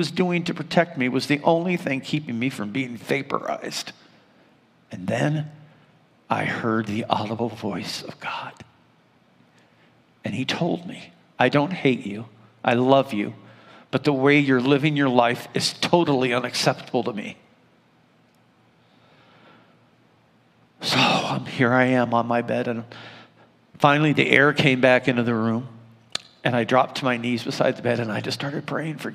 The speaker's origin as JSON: {"language": "English", "town": "Findlay", "region": "Ohio", "country": "United States", "tie": "born or raised there", "lives_now": "Toledo, United States", "said": "I grew up in Findlay, Ohio, and it was a small town"}